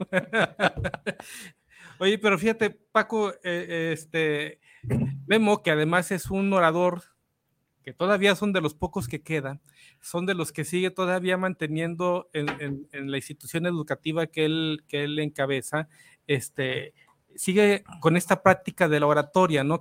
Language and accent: Spanish; Guadalajara, Jalisco, Mexico; yo soy de aquí de Analco, más abajito